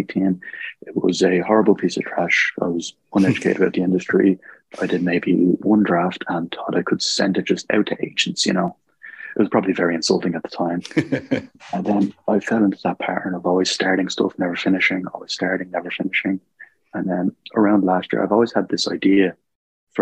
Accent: Dublin, Leinster, Ireland; I'm a writer from Dublin, Ireland

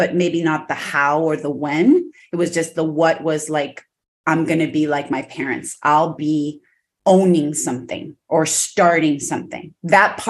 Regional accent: Los Angeles, California, United States; born and raised in Los Angeles, you know, parents, immigrants from Mexico

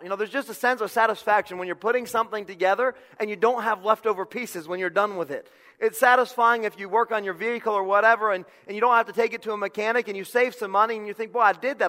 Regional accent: Connecticut, United States; I'm from Connecticut.

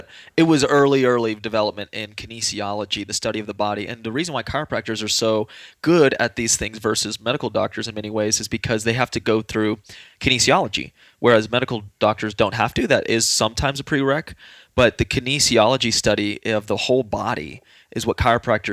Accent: San Antonio, Texas, United States; moved away as an adult; now in Colorado, United States; I'm from San Antonio, Texas

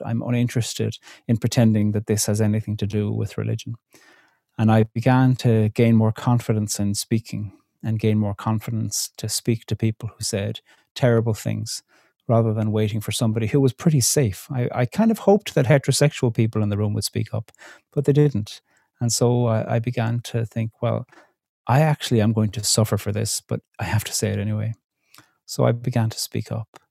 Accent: Ireland; I'm formed religiously, linguistically, politically by the reality of being Irish in Ireland now

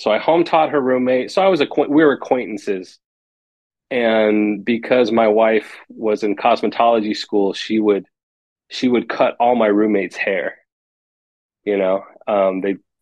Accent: San Diego, California, United States; moved away as an adult; now in Austin, United States; I'm from San Diego, California

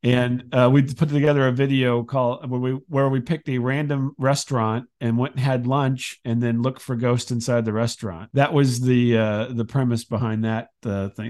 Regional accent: Decatur, Illinois, United States; I grew up in Decatur

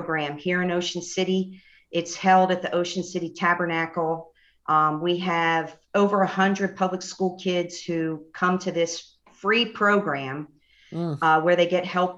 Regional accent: New Jersey, United States; also born or lived in Philadelphia; I was born in Philadelphia and raised in South Jersey.

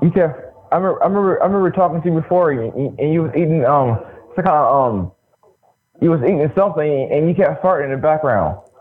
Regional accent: Dover, Delaware, United States; I'm from Dover

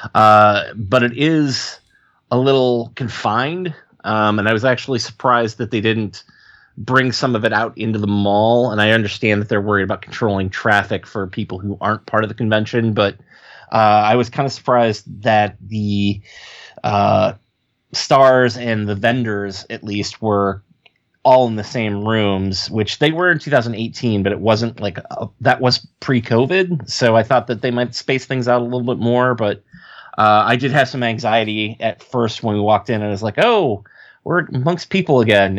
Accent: Ohio, United States; accent: Ohio; I still have my Ohio accent

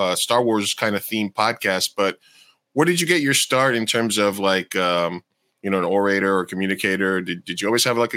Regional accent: New York, United States; when I was growing up in New York

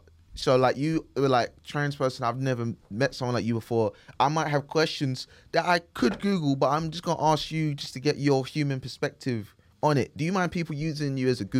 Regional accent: Nigeria; I'm black Nigerian.

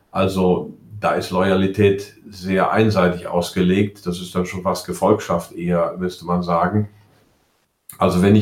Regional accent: United States; Also ich bin ja Amerikaner, ich muss das hier mal sagen. Bin ja damals ausgewandert, habe die Deutsche behalten, also habe mich einbürgern lassen, bin dann irgendwann doch vor 20 Jahren zurückgekommen.

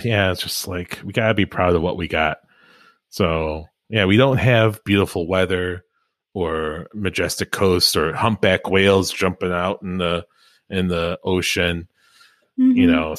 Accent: Chicago, Illinois, United States; growing up around Chicagoland, like I did

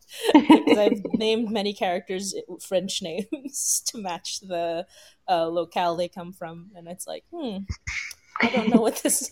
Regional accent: Philippines; I'm Filipino

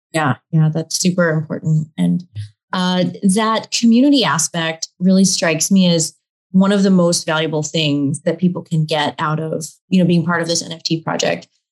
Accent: Texas, United States; I grew up on the other side of the world as a, a South Asian, Indian American, uh, growing up in Texas

